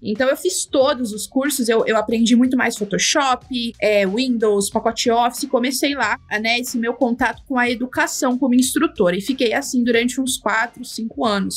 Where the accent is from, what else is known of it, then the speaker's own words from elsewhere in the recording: Mogi das Cruzes, São Paulo, Brazil; sou natural de Mogi das Cruzes